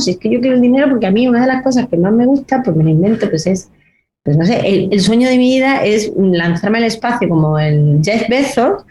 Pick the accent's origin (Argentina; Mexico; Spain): Spain; Granada, Andalusia; soy de Granada